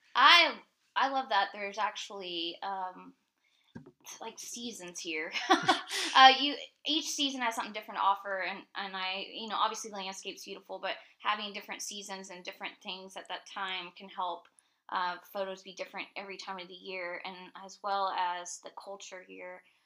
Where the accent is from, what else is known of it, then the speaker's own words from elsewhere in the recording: Tampa, Florida, United States; moved away as an adult; now in Asheville, United States; we're originally from Tampa, Florida